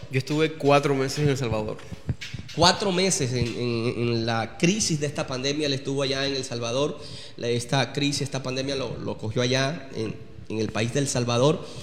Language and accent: Spanish; Colombia; Y yo soy colombiano también.